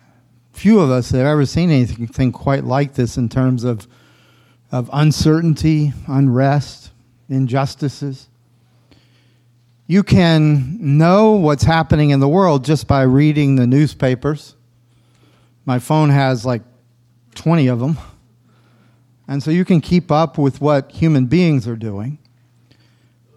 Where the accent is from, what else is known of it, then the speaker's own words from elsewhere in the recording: the South, United States; I'm a Southerner